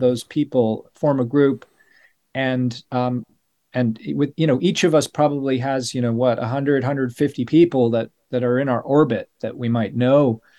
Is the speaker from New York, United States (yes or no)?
no; Denver, Colorado, United States; moved away as an adult; now in United Kingdom; I was growing up in Colorado, and Saint Francis is the patron saint of Denver, where I was born